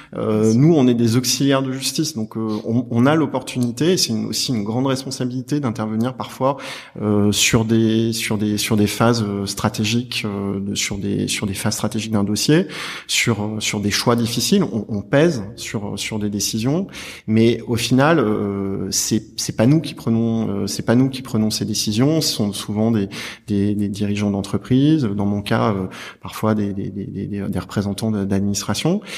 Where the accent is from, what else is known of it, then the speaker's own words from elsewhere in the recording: Clermont-Ferrand, Auvergne-Rhône-Alpes, France; moved away as an adult; now in Paris, France; Je suis de Clermont-Ferrand